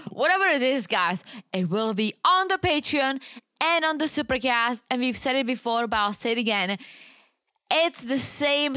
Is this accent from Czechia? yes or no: yes; Czechia; accent: Czech; moved away; I'm from the Czech Republic